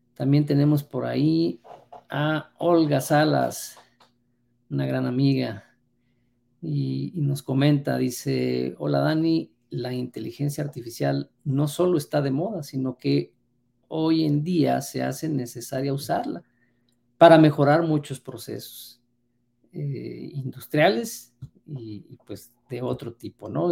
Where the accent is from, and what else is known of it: Mexico